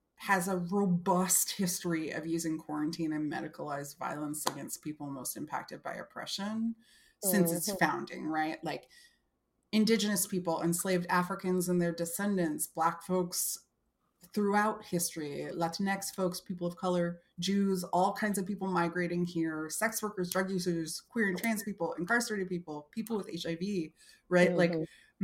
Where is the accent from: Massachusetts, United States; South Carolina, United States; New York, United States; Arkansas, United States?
New York, United States; New York City; I'm from Brooklyn